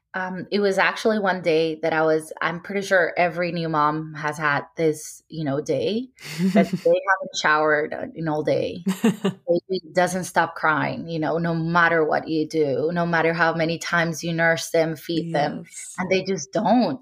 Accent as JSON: {"language": "English", "town": "Cartagena", "region": "Bolívar", "country": "Colombia", "tie": "born or raised there", "also_born_or_lived": "Medellín, Colombia", "said": "I grew up in Cartagena with my parents"}